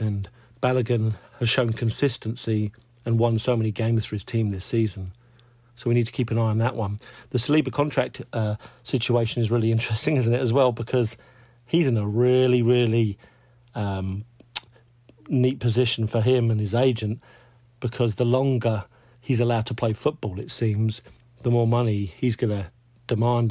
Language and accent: English; England, United Kingdom; being English